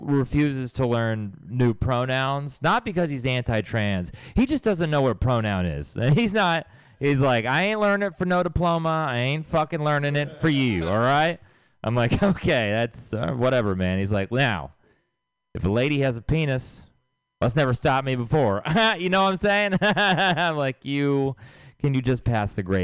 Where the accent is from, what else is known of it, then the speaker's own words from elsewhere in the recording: Texas, United States; now in San Francisco Bay Area, United States; I'm from Texas